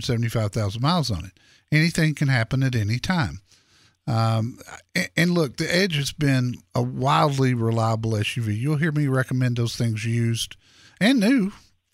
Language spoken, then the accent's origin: English; Dallas, Texas, United States; the neighborhood I grew up in Dallas